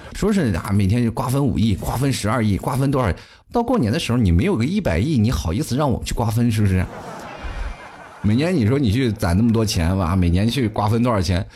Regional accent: China; 我们中国人

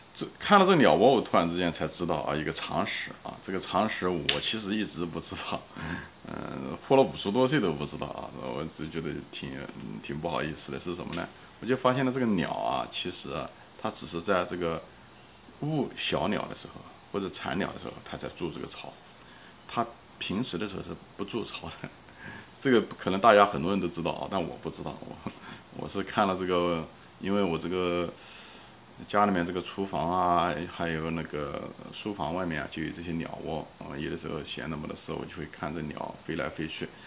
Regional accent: China; 我们中国人

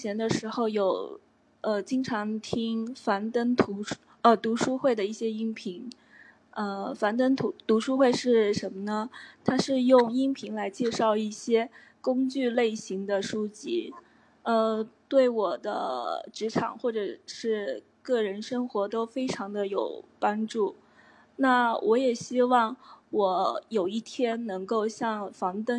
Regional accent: Xiamen, Fujian, China; 我来自福建厦门

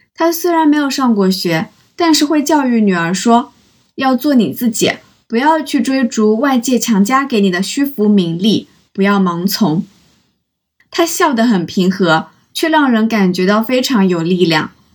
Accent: Zhejiang, China; 听说我是从浙江来的

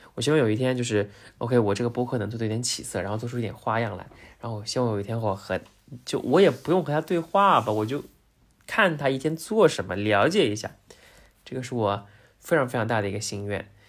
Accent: Zhejiang, China; 因为我是浙江人嘛，然后生活在杭州

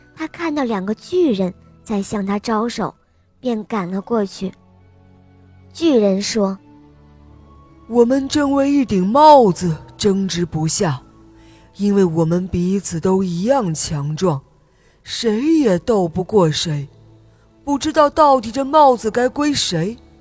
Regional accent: Jilin City, Jilin, China; 我现在年六岁了，我来自吉林市

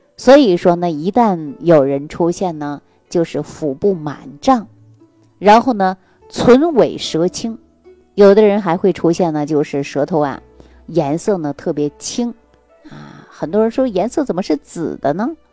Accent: Northeast China, China; 我们东北老家

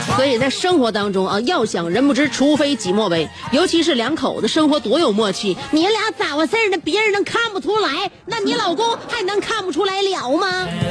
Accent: Northeast China, China; 对于我们东北人来说哈，确实冬天美是美，耽误事儿

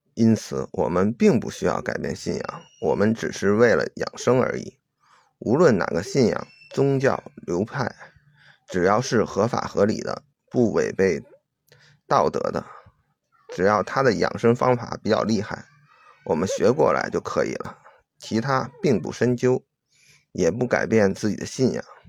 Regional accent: China; 我是中国人

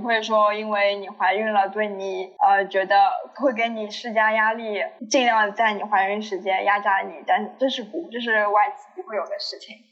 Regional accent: Shanghai, China; 然后觉得自己生活在上海

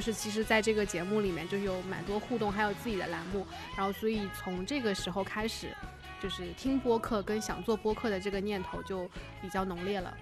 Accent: Suzhou, Jiangsu, China; moved away as an adult; also born or lived in Beijing; now in Shanghai, China; 我从小在四周长大，如果就是万一我们的听众里有宿州的我的朋友或者我的同学的话，大家应该都知道，我的小学、初中、高中都在一条街上，就是十全街

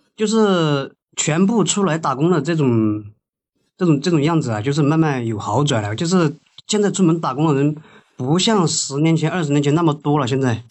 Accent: Guizhou, China; 我老家是贵州的，我们这，这留守儿童这种情况特别，特别严重

